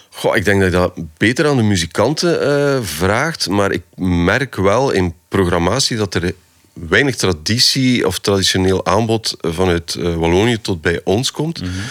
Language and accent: Dutch; Poperinge, Flanders, Belgium; Ik ben van de Westhoek